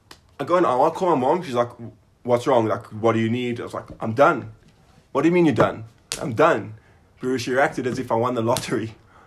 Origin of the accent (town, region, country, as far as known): South Africa; now in Israel